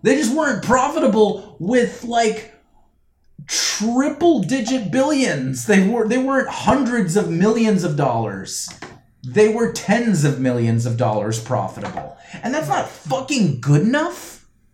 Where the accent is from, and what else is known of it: United States; born or raised there